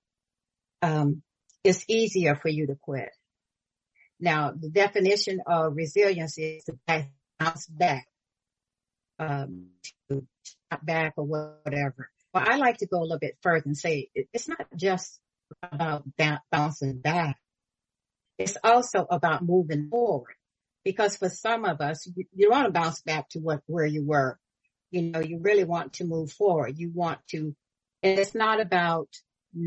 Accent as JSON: {"language": "English", "region": "Florida", "country": "United States", "moved": "yes", "lives_now": "California, United States", "said": "I'm originally from Florida"}